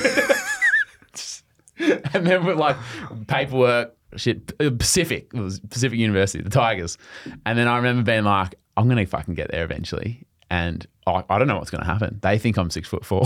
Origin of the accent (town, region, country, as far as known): Australia; accent: Australian